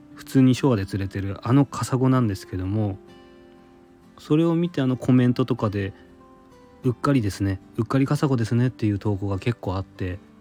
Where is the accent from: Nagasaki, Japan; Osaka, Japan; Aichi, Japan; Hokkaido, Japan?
Nagasaki, Japan; Goto Islands, Kyushu; also born or lived in Tokyo area; now in Tokyo, Japan; 九州の長崎県もっと言えば五島列島の出身なんですけども小さい頃から荒株というふうに呼んでいました